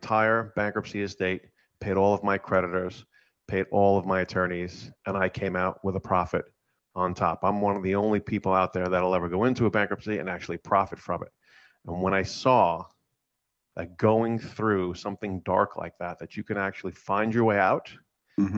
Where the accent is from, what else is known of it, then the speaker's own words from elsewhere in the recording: New York, United States; I grew up in New York. I'm first generation Italian here.